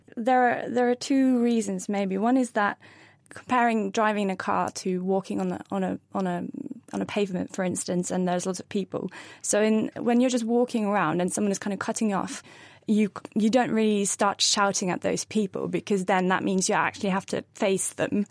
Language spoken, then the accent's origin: English; Norway; first language Norwegian; English is a second language; moved away as an adult; now in Cambridge, United Kingdom; I was born and raised in Norway, but I learned English in school, and now I'm, uh, Norwegian English bilingual